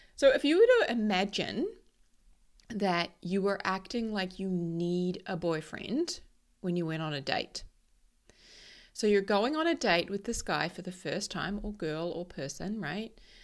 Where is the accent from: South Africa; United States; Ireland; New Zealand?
New Zealand; I'm from New Zealand and I'm a Kiwi